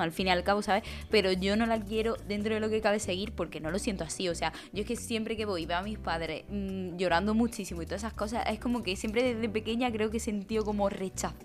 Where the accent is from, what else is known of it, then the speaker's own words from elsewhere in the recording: Jaén, Andalusia, Spain; yo en mi pueblo no se hace nada como tal, pero ni en mi provincia, en Jaén